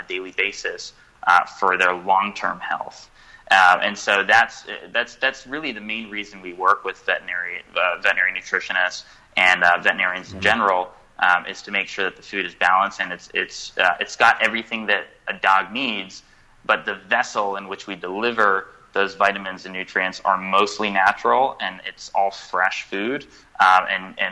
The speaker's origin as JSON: {"language": "English", "region": "California", "country": "United States", "said": "I'm from California"}